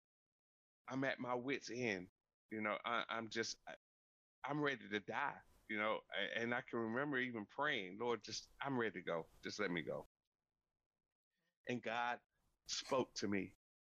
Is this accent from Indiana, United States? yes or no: no; North Carolina, United States; I'm originally from North Carolina. I grew up on a 500-acre farm